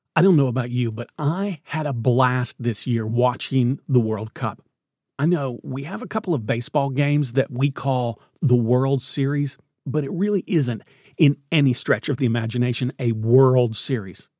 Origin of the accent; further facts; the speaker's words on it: Knoxville, Tennessee, United States; I grew up in Knoxville